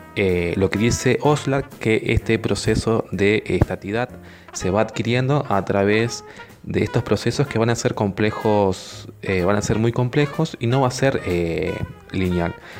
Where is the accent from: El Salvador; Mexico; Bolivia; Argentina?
Argentina